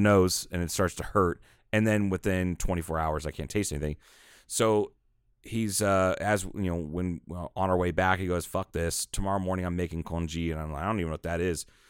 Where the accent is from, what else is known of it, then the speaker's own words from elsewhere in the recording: Kingman, United States; I was born and raised in Kingman.